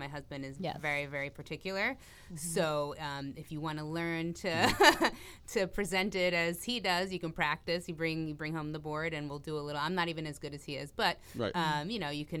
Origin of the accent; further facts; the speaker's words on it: New York City, New York, United States; moved away as an adult; I am originally from New York City.